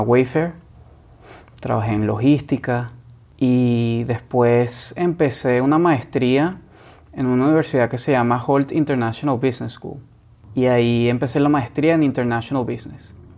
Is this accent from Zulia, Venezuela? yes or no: no; Caracas, Capital District, Venezuela; moved away as an adult; also born or lived in Boston, United States; now in San Francisco, United States; yo me fui a los 18 años de Venezuela, de Caracas, y me fui a Boston